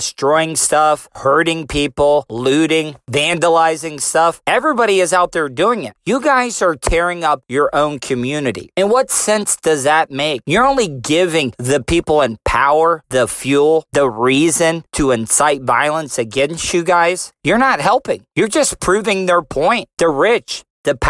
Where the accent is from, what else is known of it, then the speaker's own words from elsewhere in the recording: United States; I am proud to be an American